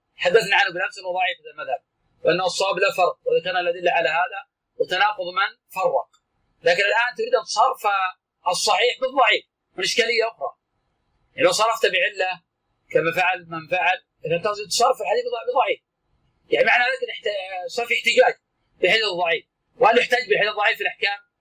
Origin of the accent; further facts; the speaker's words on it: Najd, Saudi Arabia; كان عندنا في نجد